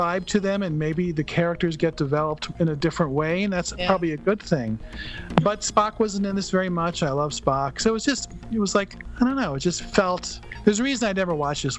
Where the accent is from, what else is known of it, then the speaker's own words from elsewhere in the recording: New England, United States; now in California, United States; growing up in New England